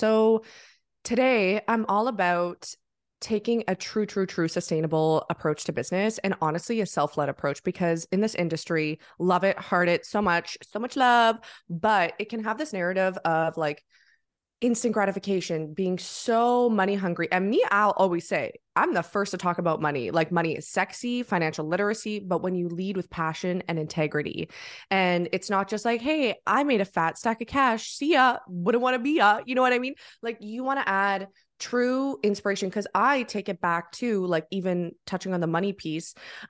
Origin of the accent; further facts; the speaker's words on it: Ottawa, Ontario, Canada; moved away as an adult; now in Montreal, Canada; So I'm in Canada, originally from the capital, good old Ottawa, but now I'm living in the amazing Montreal, which is just about like an hour and a half from Ottawa. So yeah, I'm there in Canada